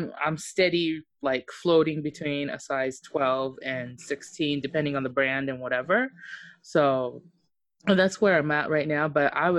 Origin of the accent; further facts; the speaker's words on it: Japan; Mine was like crazy because I grew up in Japan, and so for those of you who don't know, I'm half Okinawan.